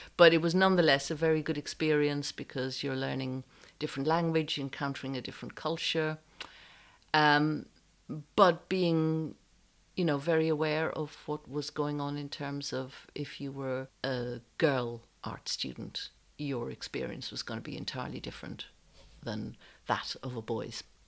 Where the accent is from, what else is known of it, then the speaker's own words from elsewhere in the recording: Ireland; moved away as an adult; also born or lived in France / London; I knew I had to leave Ireland because there were no opportunities and I had an unhappy home life